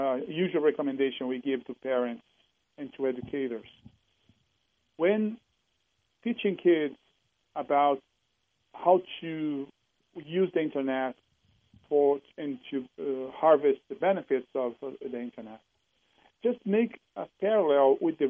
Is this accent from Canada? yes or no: no; Brazil; moved away as an adult; now in Seattle, United States; I'm originally from Brazil, living in Seattle for over 10 years